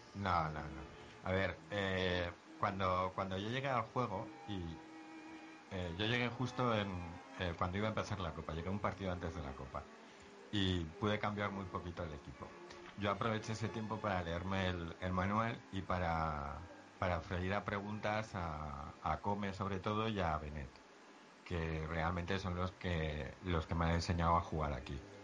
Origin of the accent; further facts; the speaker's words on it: Zaragoza, Aragon, Spain; yo soy de Zaragoza